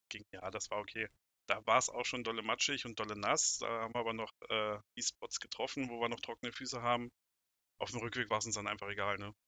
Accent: Braunschweig area, Lower Saxony, Germany; komme aus dem Raum Braunschweig

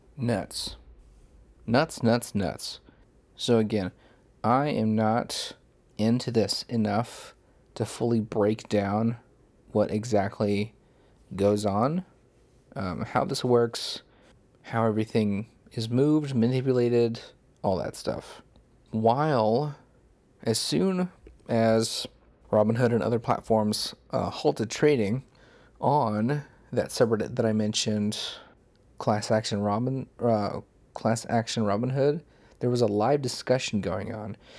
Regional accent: United States; I'm American.

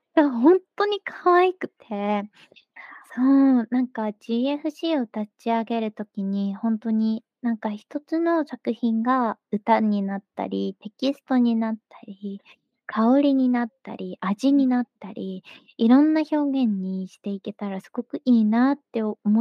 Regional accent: Kansai, Japan; 関西人なので。

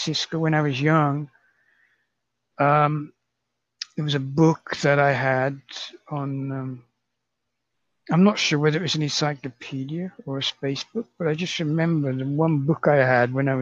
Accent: Reading, South East England, United Kingdom; moved away as an adult; also born or lived in London; now in Osaka, Japan; my hometown of Reading

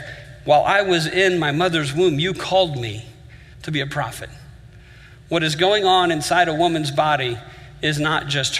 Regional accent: Miami, Florida, United States; I grew up in Miami

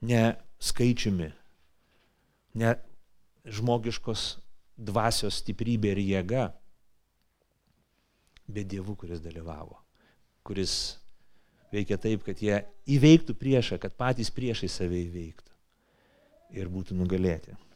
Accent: Lithuania; mes lietuviai greičiausiai visi tokie.

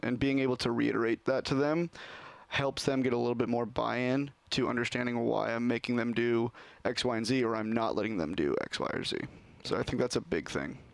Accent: Sherwood, Oregon, United States; I grew up in Sherwood, and yep, from the area. Never moved anywhere else until college, really.

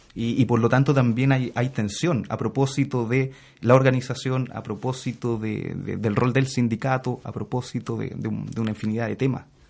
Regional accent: Santiago, Santiago Metropolitan Region, Chile; Yo nací, fui criado en, la población Lormida de Peñalolén

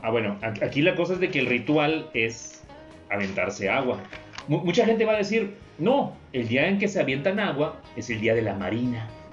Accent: a town near Tampico, Tamaulipas, Mexico; moved away; en el pueblo donde soy original

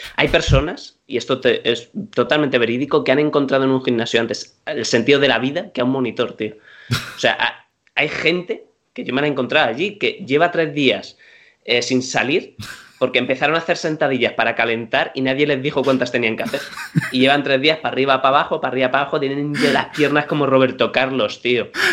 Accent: Madrid, Community of Madrid, Spain; soy madrileño de pura cepa, yo soy un tío que yo he comido en mi casa casi cada fin de semana cocido

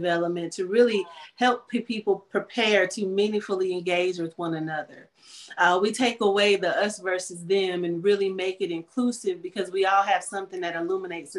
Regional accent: North Carolina, United States; here in North Carolina, my home state

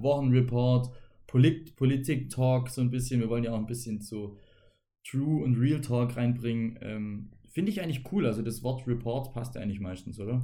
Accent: Germany; wir als Deutsche

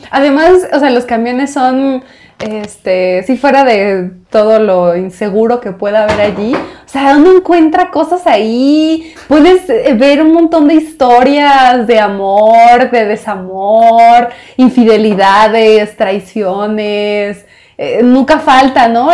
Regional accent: Puerto Peñasco, Sonora, Mexico; now in Mexico City, Mexico; yo que nací en Sonora, en un puerto, Puerto Peñasco

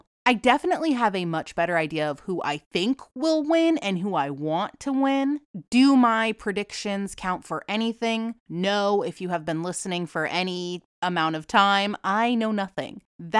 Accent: Boston / New England, United States; accent: Boston / New England; now in Florida, United States

